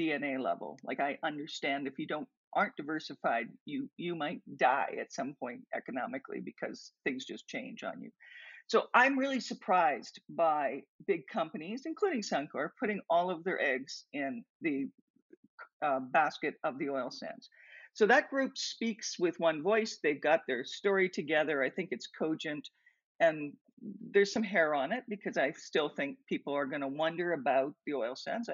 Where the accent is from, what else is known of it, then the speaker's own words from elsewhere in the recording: Tillsonburg, Ontario, Canada; now in Alberta, Canada; place where I grew up near Tillsonburg, Ontario, tobacco was everything